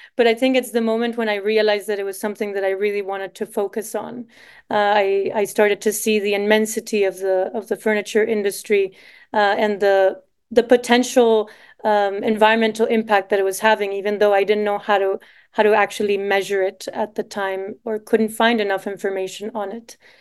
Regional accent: Costa Rica; moved away as an adult; also born or lived in Savannah, United States / Boston, United States; I'm Costa Rican.

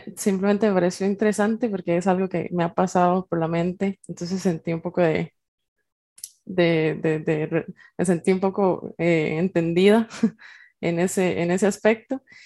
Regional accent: Naranjo, Alajuela, Costa Rica; moved away as an adult; now in San José, Costa Rica; yo vivo en San José, Costa Rica, soy de Naranjo, pero por temas de la U y de la vida un poco más adulta, me tocó venirme para, San José

